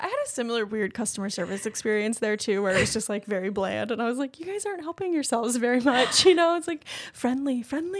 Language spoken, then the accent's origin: English; Swansboro, North Carolina, United States; also born or lived in Japan / Boone, North Carolina; I'm from Swansboro